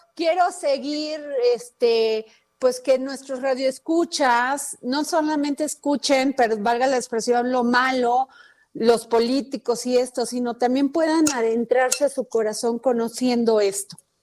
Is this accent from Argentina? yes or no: no; Veracruz, Mexico; yo soy veracruzana y conviví mucho con la cultura totonaca